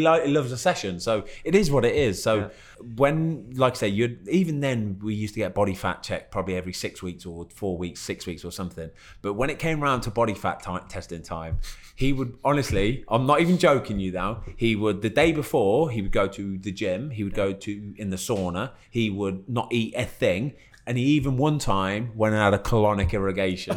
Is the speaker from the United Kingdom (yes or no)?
yes; Leamington Spa, West Midlands, United Kingdom; I was born in Leamington, which is probably what 15, 20 minutes away